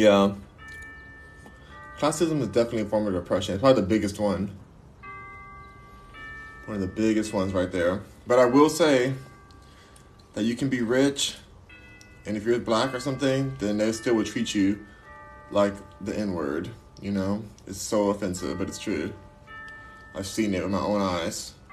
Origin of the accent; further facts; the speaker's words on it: United States; My race is American! I'm American!